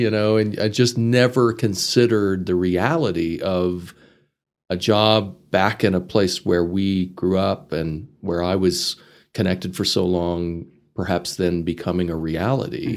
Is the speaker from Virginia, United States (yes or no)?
no; Amarillo, Texas, United States; moved away as an adult; also born or lived in Chicago; I grew up in this area. I was born in Amarillo